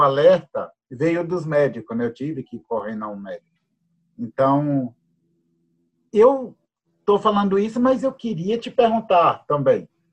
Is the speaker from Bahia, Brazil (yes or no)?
yes; Jequié, Bahia, Brazil; now in Curitiba, Brazil; Sou baiano, nasci no dia 16 do nove de 62, numa cidadezinha do interior da Bahia, Jequié. É, moro atualmente em Curitiba